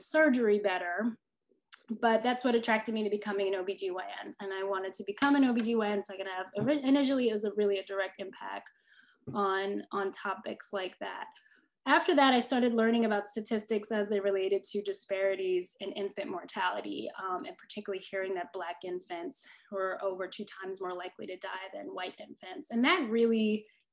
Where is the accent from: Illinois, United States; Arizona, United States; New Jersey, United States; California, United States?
New Jersey, United States; moved away as an adult; also born or lived in Connecticut; now in Mississippi, United States; I'm originally from New Jersey